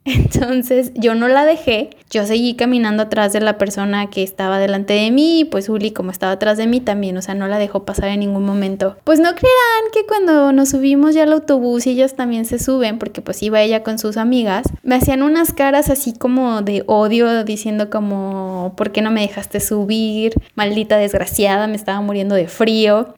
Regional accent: Mexico; moved away; me preguntó que de dónde era, ya le dije que era mexicana

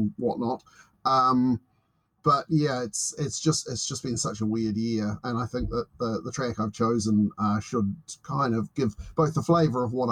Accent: New Zealand; I'm from New Zealand.

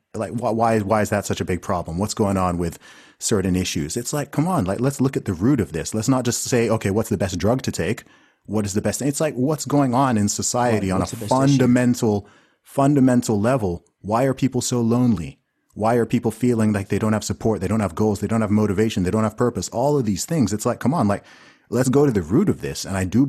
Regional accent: Saudi Arabia; Like I grew up in Saudi Arabia. And, you know, Saudi's a place that people like to talk crap about, despite the fact they've never been there.

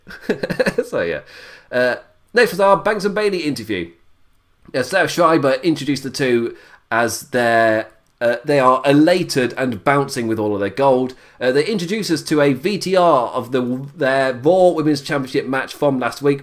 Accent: England, United Kingdom; I'm English

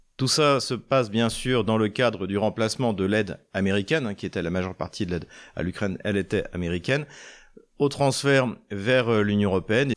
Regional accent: Troyes, Grand Est, France; la région de Troyes, de, ma ville natale

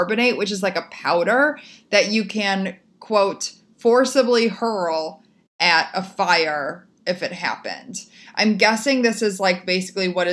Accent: Chicago, Illinois, United States; moved away; my hometown

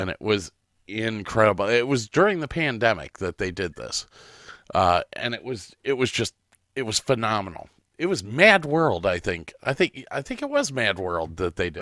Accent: Medina, Ohio, United States; Medina for me is, uh, is, is something because it's my hometown. Grew up

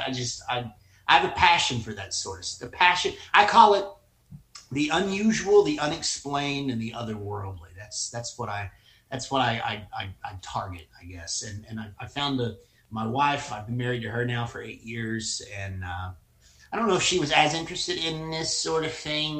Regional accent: Somerset, Kentucky, United States; I was born and raised in Somerset, Kentucky by a couple of school teachers

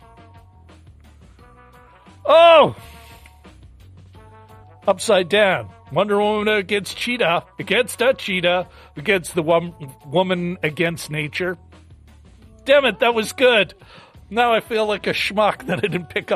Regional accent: Canada; as a Canadian

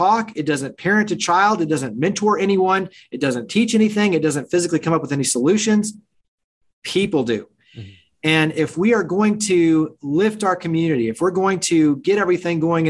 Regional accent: Weatherford, Texas, United States; moved away; I grew up in the Dallas-Fort Worth area, a small town called Weatherford

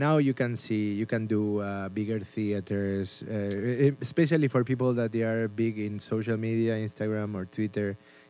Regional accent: Argentina; English is a second language; moved away as an adult; also born or lived in Spain; now in New York, United States; I was born in Argentina

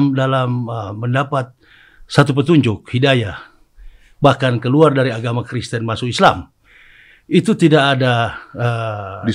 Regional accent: Manado, North Sulawesi, Indonesia; Nah, ini di dalam kultus kehidupan kita orang Manado, ini sudah biasa.

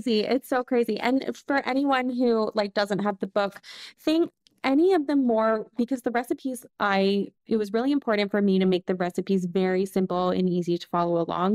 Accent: Canada; moved away as an adult; also born or lived in Lyon, France; I'm Canadian, but I'm living here

